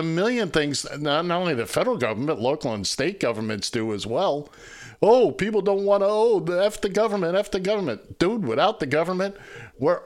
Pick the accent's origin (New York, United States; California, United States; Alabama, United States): New York, United States; New York City; I grew up here in New York City